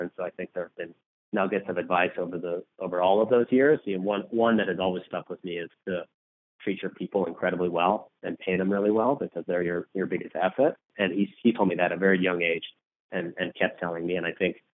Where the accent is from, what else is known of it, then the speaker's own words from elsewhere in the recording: Los Angeles, California, United States; moved away as an adult; now in Chicago, United States; I grew up in California. I grew up in Southern California in Los Angeles and moved out to the Midwest for business school.